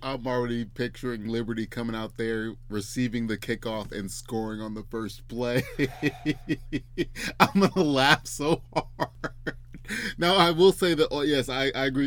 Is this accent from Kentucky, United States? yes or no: no; Memphis, Tennessee, United States; I'm wearing a Memphis polo right now. Go Tigers! That's my hometown